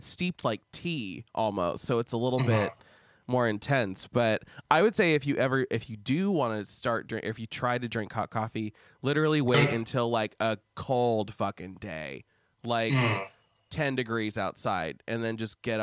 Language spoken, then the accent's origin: English; Lincoln, Nebraska, United States; took up a job at the telephone company in Lincoln, Nebraska, where I'm from